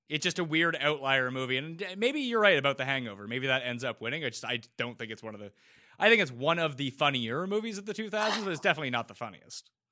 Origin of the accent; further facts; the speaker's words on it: Canada; as a Canadian